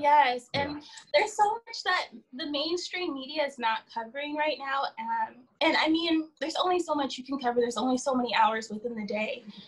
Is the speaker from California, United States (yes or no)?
yes; Palm Springs, California, United States; born or raised there; also born or lived in Victorville / San Bernardino / Riverside; now in Los Angeles, United States